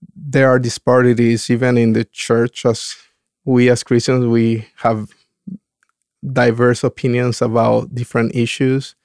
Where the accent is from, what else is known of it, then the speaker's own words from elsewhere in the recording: Dominican Republic; moved away as an adult; also born or lived in California; now in Oregon, United States; growing up in the Dom- Dominican Republic